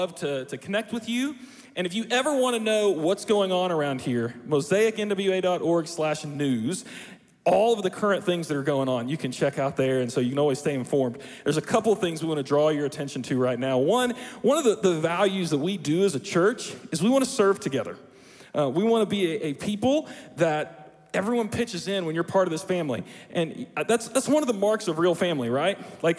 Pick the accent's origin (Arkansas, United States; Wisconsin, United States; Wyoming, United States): Arkansas, United States; Springdale; I don't know if you know this, but I grew up in Springdale, Arkansas. And we have a way of singing and celebrating in Springdale.